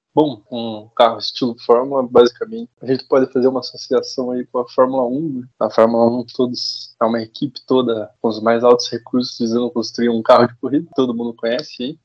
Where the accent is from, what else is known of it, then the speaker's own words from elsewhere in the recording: Curitiba, Paraná, Brazil; Sou aqui de Curitiba mesmo.